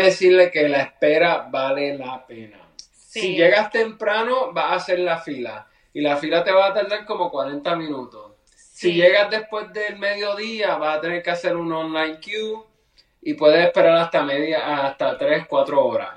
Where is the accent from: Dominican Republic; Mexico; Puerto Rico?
Puerto Rico; Yo soy de Puerto Rico.